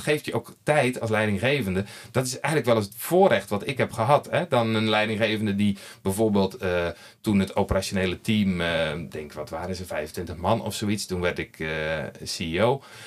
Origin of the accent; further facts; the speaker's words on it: Netherlands; moved away as an adult; now in Belgium; je hoort het al aan mijn spraak. Ik kom uit Nederland, kan daar niks aan doen. Ik ben daar geboren.